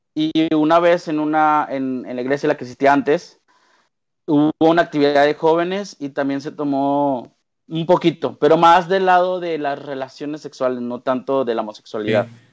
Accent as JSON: {"language": "Spanish", "town": "Monterrey", "region": "Nuevo León", "country": "Mexico", "also_born_or_lived": "Mexico City", "said": "toda mi familia pues aquí en Monterrey"}